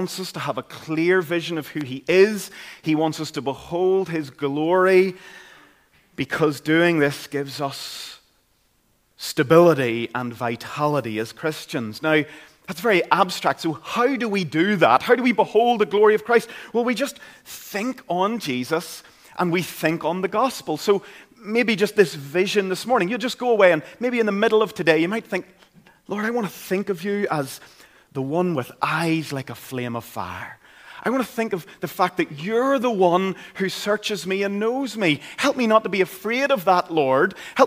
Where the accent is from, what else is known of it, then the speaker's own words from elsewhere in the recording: Caledon, Northern Ireland, United Kingdom; I grew up in Caledon, County Tyrone